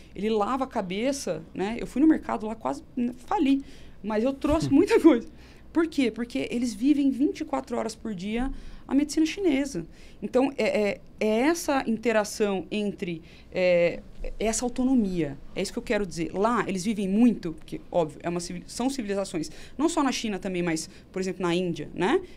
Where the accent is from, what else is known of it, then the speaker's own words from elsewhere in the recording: Campinas, São Paulo, Brazil; Sou de Campinas